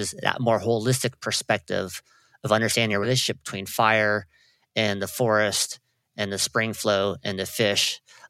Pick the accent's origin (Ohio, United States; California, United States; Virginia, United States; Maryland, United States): California, United States; Trinidad; growing up in Trinidad. It's a small fishing town located north of Eureka and Arcata.